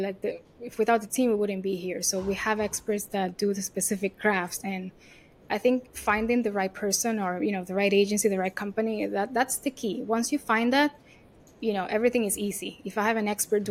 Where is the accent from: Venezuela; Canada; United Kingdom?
Venezuela; English is a second language; moved away as an adult; also born or lived in Miami / New York; if you hear my accent, I'm not American, right? I was born and raised in Venezuela.